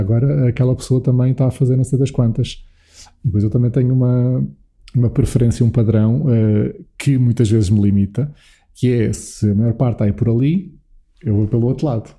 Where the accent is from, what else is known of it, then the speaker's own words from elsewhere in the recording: Alpiarça, Santarém District, Portugal; also born or lived in Lisbon; eu nasci aqui em Lisboa, uh, mas ali por um ano de idade, um ano e meio, meus pais mudaram-se dos arredores de Lisboa para o sítio onde eu agora também tenho estado uh, neste confinamento, uh, e um sítio onde cresci, que é Alpiarça, perto uhum. de Santarém.